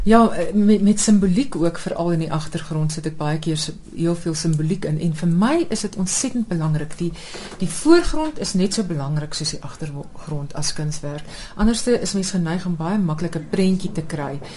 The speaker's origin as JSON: {"language": "Afrikaans", "country": "South Africa", "moved": "yes", "lives_now": "Netherlands"}